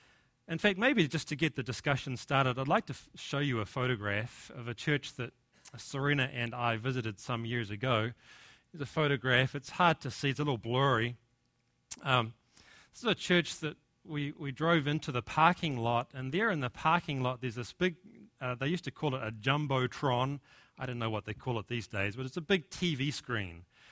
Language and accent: English; New Zealand; accent: Kiwi; now in United States; my accent, my Kiwi accent, is actually softened, and I've picked up a little bit of an American twang. And in fact, when we go back to New Zealand now, our friends and family accuse us of having an American accent.